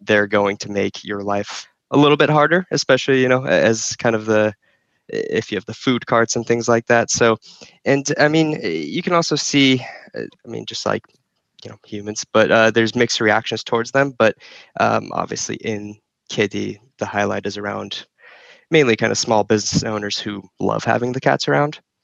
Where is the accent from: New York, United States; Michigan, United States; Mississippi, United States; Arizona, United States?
Arizona, United States; Phoenix; also born or lived in Izmir, Turkey / New Jersey; moved to New Jersey and then Phoenix when I was like five or six.